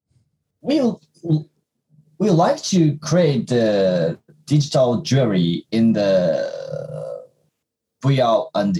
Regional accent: Japan; we're from Japan

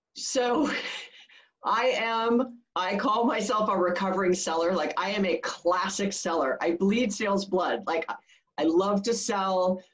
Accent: Hawaii, United States; moved away as an adult; I was born and raised in Hawaii. Um, I didn't leave until I was almost 30.

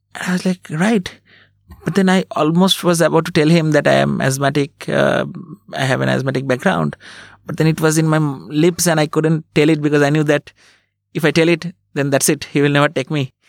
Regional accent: Berhampore, West Bengal, India; also born or lived in Kolkata; I was born in Kolkata and, uh, then I grew up in a small town called Berhampur in West Bengal.

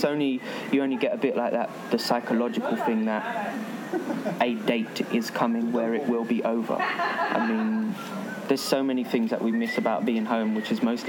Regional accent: England, United Kingdom; The most reaction to me being English comes after people being excited that I'm with a Greek.

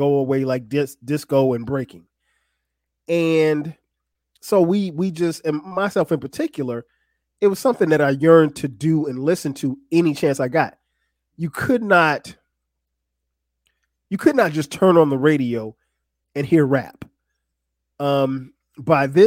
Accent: Florence, South Carolina, United States; I grew up in Florence, South Carolina

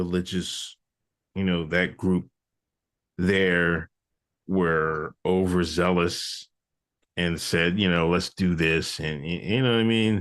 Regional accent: Pennsylvania, United States; I grew up in Pennsylvania.

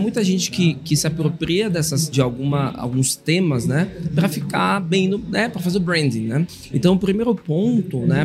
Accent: Bahia, Brazil; sou baiano, dá pra perceber, sou teropolitano

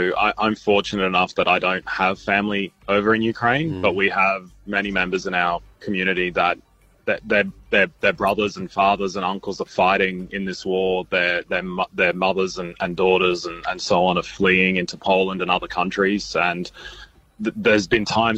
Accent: Australia; I was born in Australia

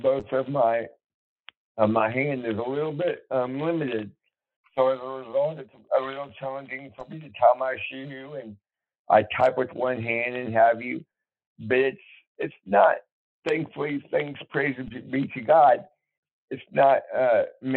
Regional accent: Bandera, Texas, United States; also born or lived in Fort Worth, Texas; I was born in Fort Worth, but my family was raised in near San Antonio in a small town called Bandera

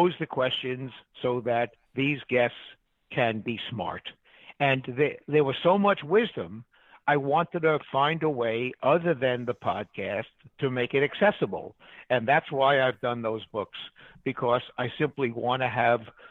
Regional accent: New York City, New York, United States; moved away; I'm from New York. I grew up in Queens

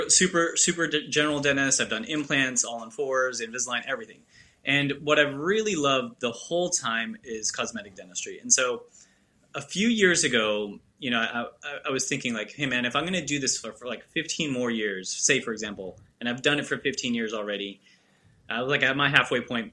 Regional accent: Houston, Texas, United States; also born or lived in New York; I was born in New York, and then when I was 2 years old, we moved to Texas, to Houston.

